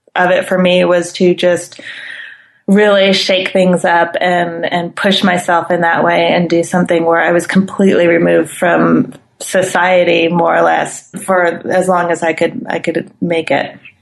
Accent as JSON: {"language": "English", "town": "Claremont", "region": "California", "country": "United States", "tie": "born or raised there", "also_born_or_lived": "Pasadena / Glendale", "moved": "as an adult", "lives_now": "Villa Carlos Paz, Argentina", "said": "I was born and raised in Claremont"}